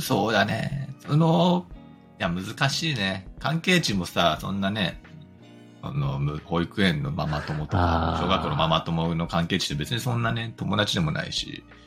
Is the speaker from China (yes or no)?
no; United States; now in Japan; アメリカ育ちの個人投資家